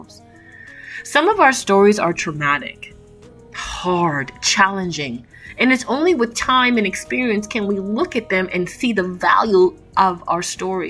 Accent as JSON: {"language": "English", "town": "Toronto", "region": "Ontario", "country": "Canada", "tie": "born or raised there", "said": "I was born and raised in Toronto, Canada"}